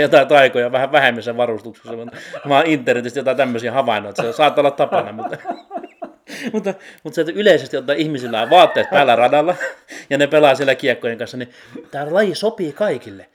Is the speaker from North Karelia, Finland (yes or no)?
no; Heinola, Päijät-Häme, Finland; Heinolassa, missä mä oon kotoisin